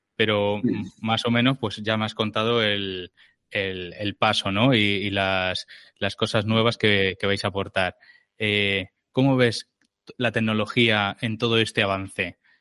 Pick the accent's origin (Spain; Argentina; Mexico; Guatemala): Spain; Barcelona, Catalonia; yo soy de, Barcelona, estoy en Barcelona